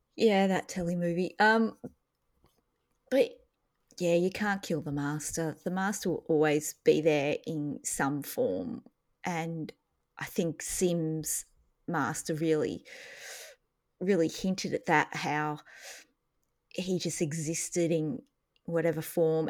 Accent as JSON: {"language": "English", "country": "Australia", "said": "as an Australian"}